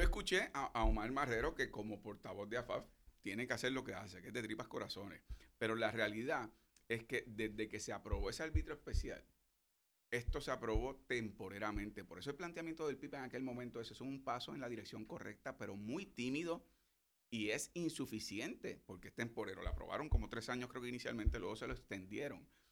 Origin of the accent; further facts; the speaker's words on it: Puerto Rico; Nosotros no somos puertorriqueños americanos, somos puertorriqueños